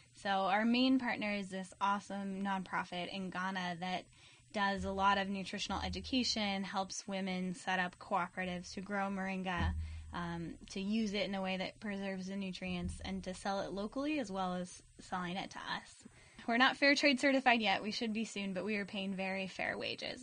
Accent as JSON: {"language": "English", "town": "Alameda", "region": "California", "country": "United States", "tie": "born or raised there", "also_born_or_lived": "Washington State", "said": "I grew up in Alameda"}